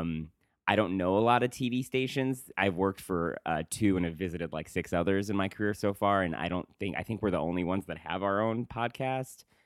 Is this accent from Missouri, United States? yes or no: no; Woodstock, New York, United States; moved away; I'm from Woodstock, New York